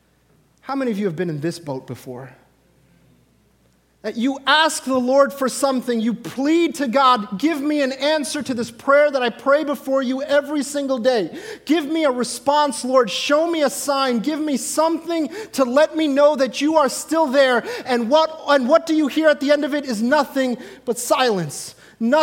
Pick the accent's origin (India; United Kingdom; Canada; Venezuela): India; I, as an Indian man